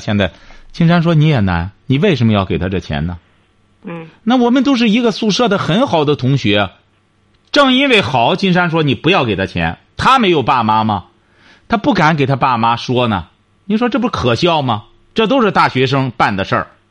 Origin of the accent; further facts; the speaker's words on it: China; 我们中国人呢，总觉得大家都这样做的时候，他这样做，他有安全感